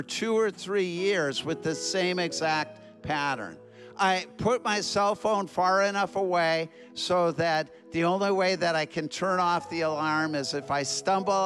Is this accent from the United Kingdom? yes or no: no; Minneapolis, Minnesota, United States; I'm from Minneapolis, Minnesota.